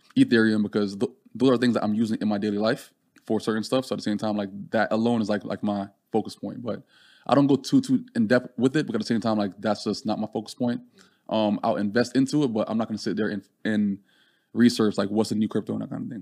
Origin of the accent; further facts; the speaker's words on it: Jamaica; now in United States; growing up in Jamaica